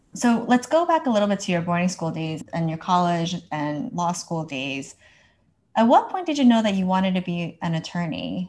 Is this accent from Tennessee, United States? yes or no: no; New Jersey, United States; I'm from New Jersey.